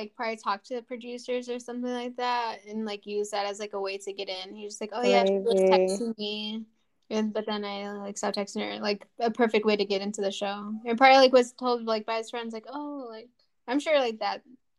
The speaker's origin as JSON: {"language": "English", "region": "Minnesota", "country": "United States", "said": "I'm also from Minnesota because I forgot that it did happen in Minnesota."}